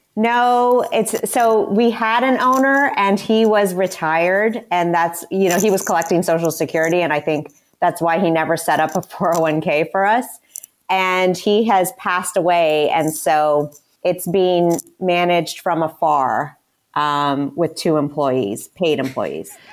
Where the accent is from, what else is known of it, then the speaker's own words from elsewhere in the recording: Canada; moved away; I am Canadian, so I went to school in Canada